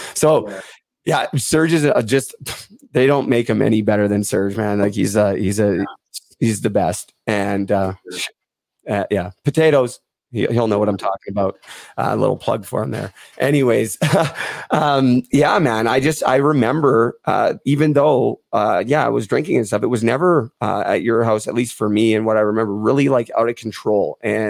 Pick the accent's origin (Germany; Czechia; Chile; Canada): Canada; Port Coquitlam, British Columbia; Dale Lupel from Port Coquitlam, my hometown.